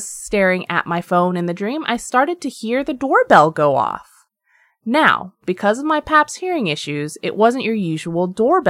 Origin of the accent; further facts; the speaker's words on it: Pennsylvania, United States; decided last year to move back to my home state of Pennsylvania